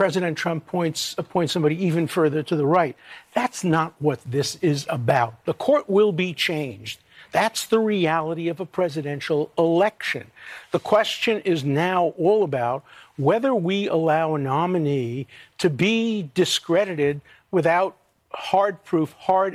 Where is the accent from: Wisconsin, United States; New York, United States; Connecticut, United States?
New York, United States; New York City; growing up in Brooklyn College as a student